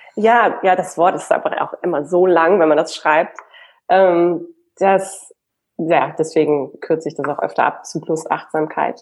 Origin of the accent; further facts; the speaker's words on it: Hamburg, Germany; now in Berlin, Germany; Ich lebe in Berlin und ursprünglich bin ich eine Hamburgerin